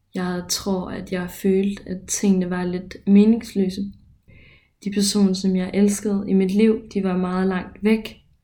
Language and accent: Danish; Ørum, Denmark; moved away as an adult; now in Copenhagen, Denmark; lille mig fra Ørum.